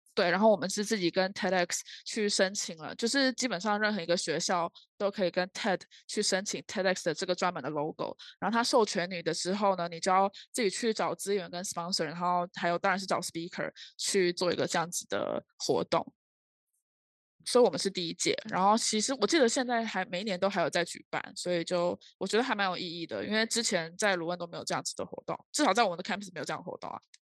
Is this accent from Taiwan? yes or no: yes; Taiwan; moved away as an adult; also born or lived in Leuven, Belgium; 当然我是台湾人